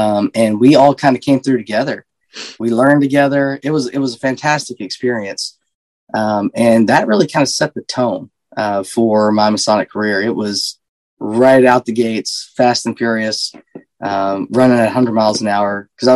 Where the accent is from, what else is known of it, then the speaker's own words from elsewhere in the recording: Seagraves, Texas, United States; I was born and raised in Seagraves, Texas.